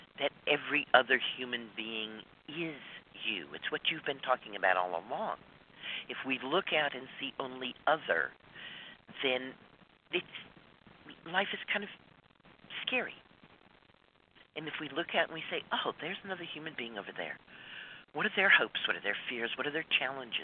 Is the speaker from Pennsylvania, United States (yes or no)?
no; Dallas, Texas, United States; I grew up in Dallas, Texas, and in the 50s